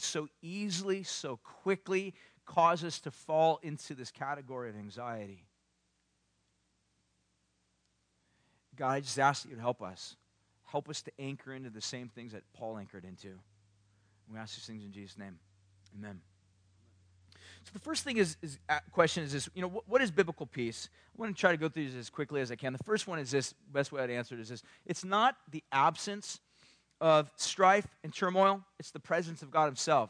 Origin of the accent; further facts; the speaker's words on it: Southern California, United States; I grew up in Southern California